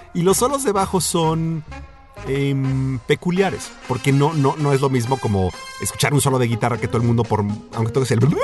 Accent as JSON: {"language": "Spanish", "region": "Mexico City", "country": "Mexico", "also_born_or_lived": "Bellevue, Washington, United States", "moved": "as an adult", "said": "pues yo vengo del DF, ¿no?"}